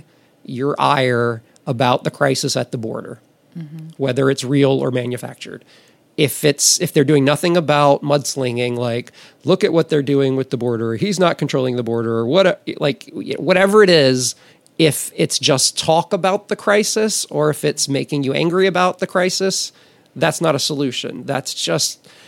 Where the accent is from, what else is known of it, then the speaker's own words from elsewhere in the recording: Amite, Louisiana, United States; moved away as an adult; now in Los Angeles, United States; growing up in Amite, Louisiana